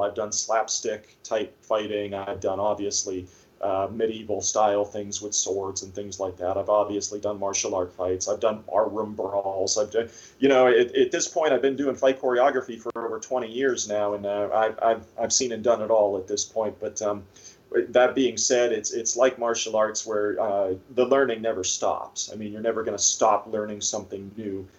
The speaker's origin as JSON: {"language": "English", "town": "Erie", "region": "Pennsylvania", "country": "United States", "said": "I'm from Erie, so most of the time I shoot here"}